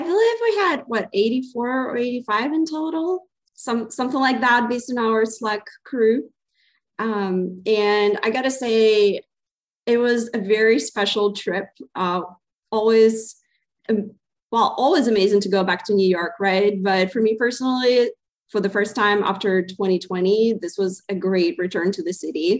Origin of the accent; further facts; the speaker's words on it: Zaporizhzhia, Zaporizhzhia Oblast, Ukraine; moved away as an adult; also born or lived in Providence, Rhode Island, United States / Boston, Massachusetts, United States; now in United States; originally, I come from Zaporizhia, Ukraine